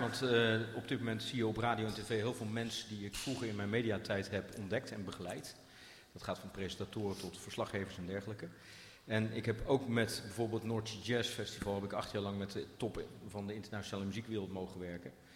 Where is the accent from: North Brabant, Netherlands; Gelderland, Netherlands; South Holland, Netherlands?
South Holland, Netherlands; Rotterdam; now in Zutphen, Netherlands; ik kom zelf uit Rotterdam